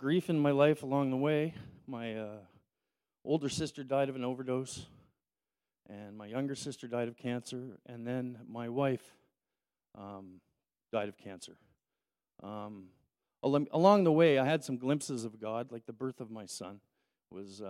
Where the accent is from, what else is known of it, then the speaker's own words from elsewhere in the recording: Toronto, Ontario, Canada; growing up in Toronto with a single mother